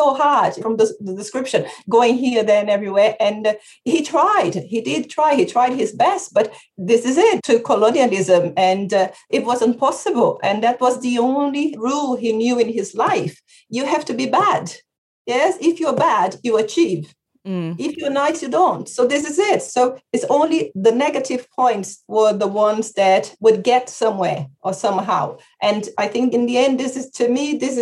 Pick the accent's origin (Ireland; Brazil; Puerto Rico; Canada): Brazil; moved away; I'm from Brazil